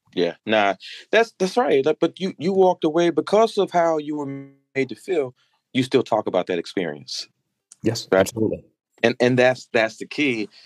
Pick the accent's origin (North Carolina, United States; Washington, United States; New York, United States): North Carolina, United States; Madison; now in Baltimore, United States; from Madison on Instagram uh, with a tribute to my hometown, that small dirt road in North Carolina